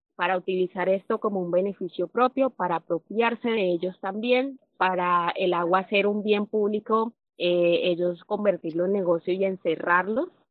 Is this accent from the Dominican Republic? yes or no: no; Puerto Wilches, Santander, Colombia; soy del municipio de Puerto Wilches, Santander